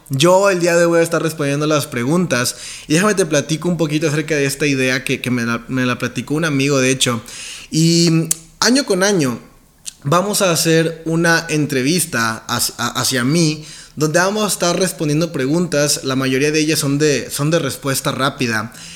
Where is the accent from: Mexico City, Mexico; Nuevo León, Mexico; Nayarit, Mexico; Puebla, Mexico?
Nuevo León, Mexico; Montemorelos; now in San Pedro Garza García, Mexico; Nací en una ciudad que está cerca de Monterrey, como a una hora más o menos, que se llama Montemorelos, Nuevo León, es como un poblado